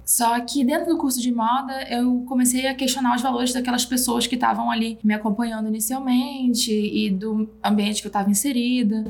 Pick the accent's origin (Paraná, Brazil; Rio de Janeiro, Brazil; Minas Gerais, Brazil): Rio de Janeiro, Brazil; moved away as an adult; also born or lived in Belém, Pará; now in São Paulo, Brazil; Eu nasci em Belém do Pará, mas eu fui criada no Rio de Janeiro e moro há seis anos em São Paulo.